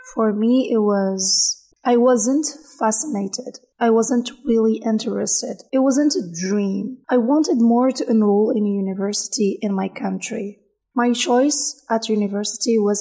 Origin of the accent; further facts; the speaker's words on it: Niger; English is a second language; moved away as an adult; also born or lived in Niamey, Niger; now in Biskra, Algeria; I'm Nigerian. Niger, not Nigeria